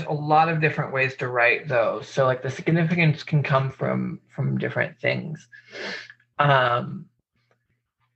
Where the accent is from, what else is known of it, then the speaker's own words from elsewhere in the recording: Spokane, Washington, United States; I grew up outside of Spokane in the Freeman School